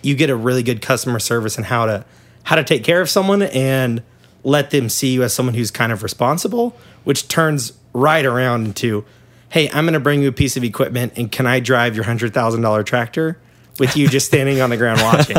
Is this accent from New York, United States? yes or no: no; Kansas, United States; I'm from Kansas